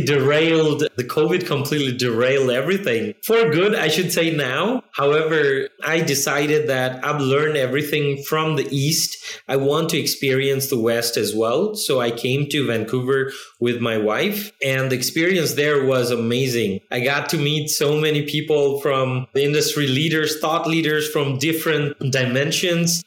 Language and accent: English; Nepal; moved away as an adult; also born or lived in China; I'm from Nepal